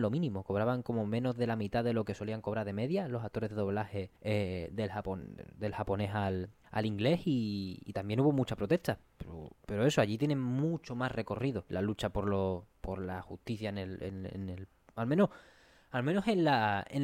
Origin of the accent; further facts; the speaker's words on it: Spain; No, pero menos mal que somos españoles. bueno, no españoles en sí, sino eh, habladores, hablantes nativos de otro idioma que no el inglés.